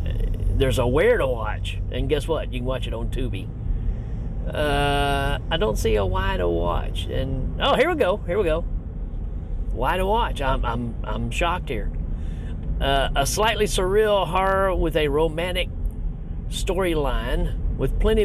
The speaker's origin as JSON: {"language": "English", "region": "Tennessee", "country": "United States", "said": "I'm from Tennessee"}